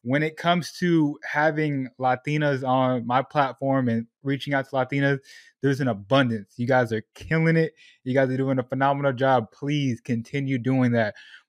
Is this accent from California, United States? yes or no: yes; Sacramento, California, United States; also born or lived in Portland, Oregon; I was born in Southern California, moved to Portland, Oregon, where there are even less Puerto Ricans out there. And then on my 13th birthday, I was in a U-Haul driving to Sacramento, California. And that's where I tell people, that's where I grew up, Northern California.